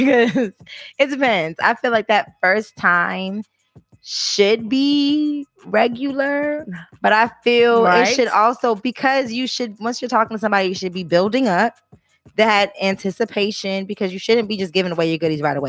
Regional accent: Boston, Massachusetts, United States; accent: Boston; I don't like a Boston accent, but I'm Bostonian, so I'm.

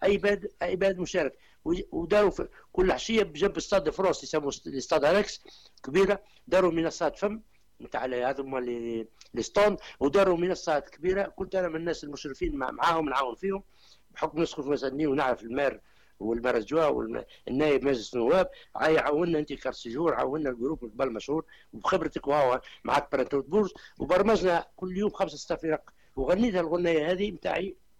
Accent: Tunisia; عندنا في تونس

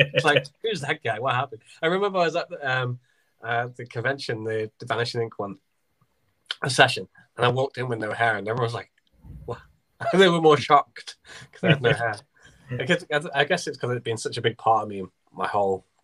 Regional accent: Southport, North West England, United Kingdom; it happened to be in my hometown

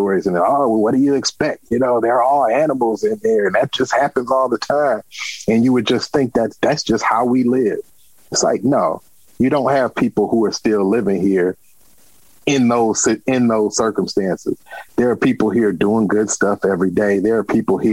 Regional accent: Detroit, Michigan, United States; also born or lived in New York City / Chicago; I was from Detroit.

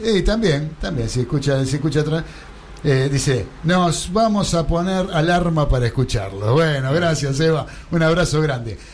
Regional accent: Argentina

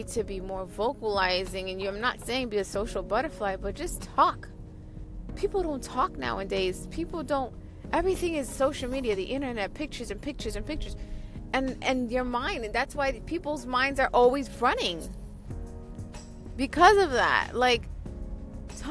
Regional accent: New York, United States; I'm from New York, Queens

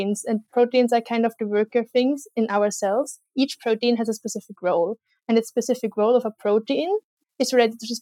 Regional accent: Austria; I come from Austria

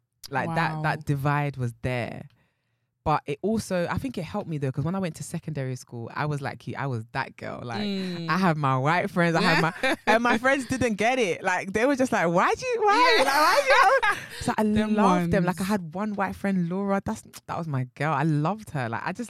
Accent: London, United Kingdom; the side of North London that I grew up in wasn't diverse. It was either you were white, you were black, or you was Turkish.

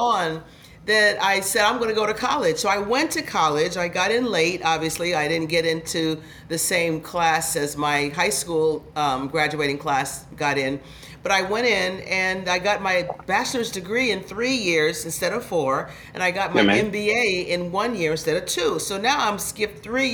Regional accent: Phoenix, Arizona, United States; I had three other siblings, two dogs and a cat. And we were all in this big house together, in this small house together in Phoenix

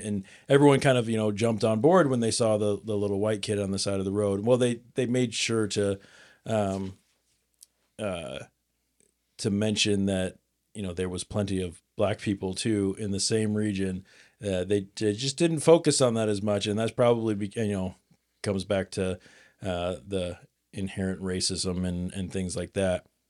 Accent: Nebraska, United States; I'm from Nebraska

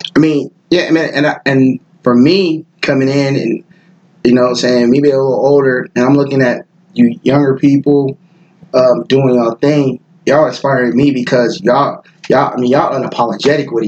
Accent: Pass Christian, Mississippi, United States; also born or lived in San Francisco, California; I'm from the Bay originally. Mm-hmm. I'm from Frisco, so like when I moved to the South, I moved to Mississippi and the Gulf Coast

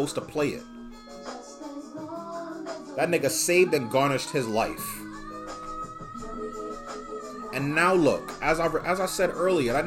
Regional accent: New York City, New York, United States; I'm from Bushwick. I'm from that part of Brooklyn. I'm from the Bed-Stuy Bushwick area.

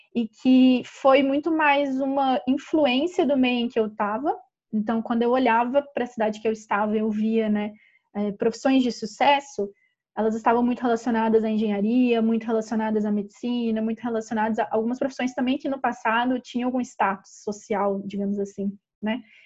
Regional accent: Ouro Branco, Minas Gerais, Brazil; a gente é do interior de Minas Gerais, uma cidadezinha chamada Ouro Branco

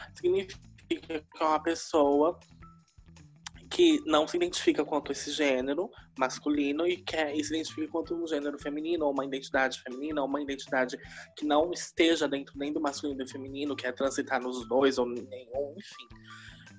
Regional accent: São Paulo, Brazil; moved away as an adult; now in Araraquara, Brazil; Eu sou de São Paulo, sou de Itaquera, né, Zona Oeste mas desde 2016 eu moro em Araraquara

